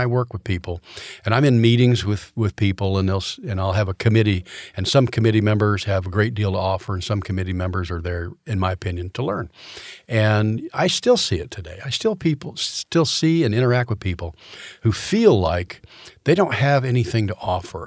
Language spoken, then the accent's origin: English; Orlando, Florida, United States; also born or lived in Tallahassee; Grew up in Orlando, Florida.